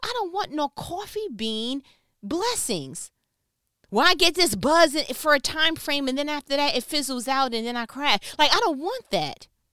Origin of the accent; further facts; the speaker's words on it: New York, United States; so I'm from New York